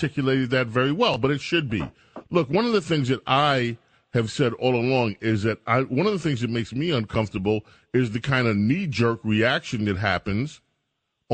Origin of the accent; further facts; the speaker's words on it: New York City, New York, United States; I grew up in Jamaica, Queens